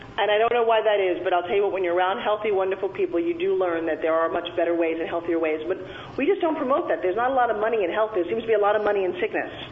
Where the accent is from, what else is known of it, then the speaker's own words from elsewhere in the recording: Long Island, New York, United States; I grew, grew up talking like this because I'm from Long Island, New York